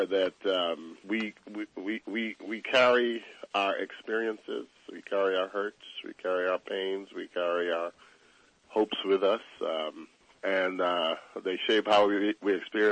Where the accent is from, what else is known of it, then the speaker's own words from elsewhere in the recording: New York City, New York, United States; growing up in Bedford-Stuyvesant as a young black boy